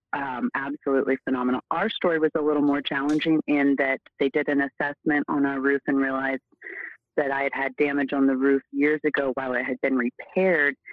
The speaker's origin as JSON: {"language": "English", "region": "Oregon", "country": "United States", "moved": "as an adult", "lives_now": "Arizona, United States", "said": "I I'm from Oregon originally. I've been in Arizona for almost 15 years"}